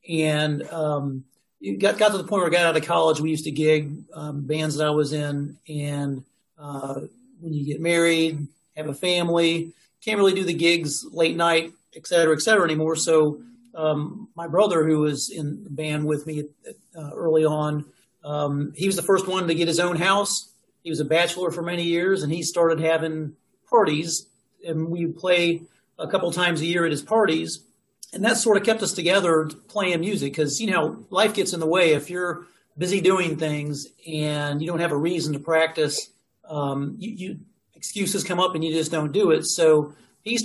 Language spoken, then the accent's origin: English; Dayton, Ohio, United States; I'm from Dayton.